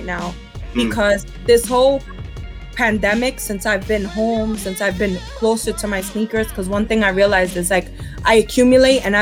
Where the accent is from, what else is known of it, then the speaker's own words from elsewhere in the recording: New York City, New York, United States; I'm from Brooklyn